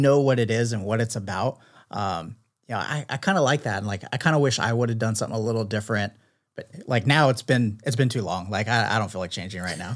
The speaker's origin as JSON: {"language": "English", "town": "San Diego", "region": "California", "country": "United States", "tie": "born or raised there", "said": "a local San Diego creator, so I'm always excited to link up with local creators in my hometown"}